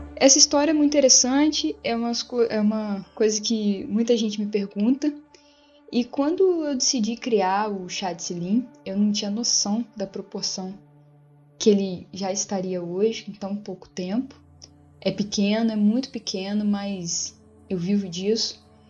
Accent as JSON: {"language": "Portuguese", "town": "Mimoso do Sul", "region": "Espírito Santo", "country": "Brazil", "said": "eu sou aqui de Mimoso do Sul, a cidade no sul do Espírito Santo"}